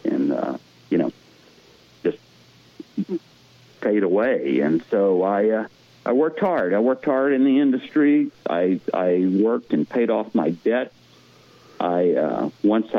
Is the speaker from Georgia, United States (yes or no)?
no; Lafayette, Louisiana, United States; moved away as an adult; also born or lived in Houston; now in Texas Hill Country, United States; Where I grew up in Lafayette and where I lived after college, that was solely dependent on oil and gas